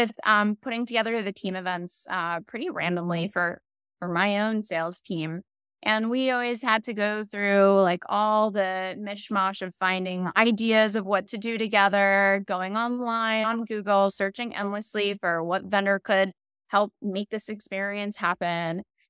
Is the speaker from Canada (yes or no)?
no; Israel; born there; And, it's a weird part of my story, but I was born in Israel.